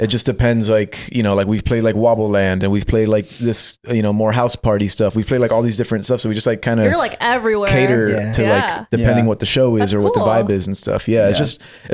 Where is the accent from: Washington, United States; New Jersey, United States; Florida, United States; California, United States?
Florida, United States; Miami; we're both born and raised in Miami. Like I'm Cuban